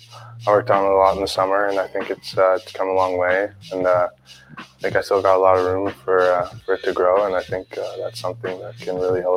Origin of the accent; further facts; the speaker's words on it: Toronto, Ontario, Canada; I play for the Windsor Spitfires. I'm a left winger, and I'm from Toronto.